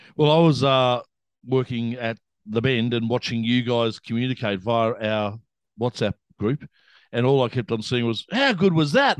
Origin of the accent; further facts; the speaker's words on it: Melbourne, Victoria, Australia; I am from Melbourne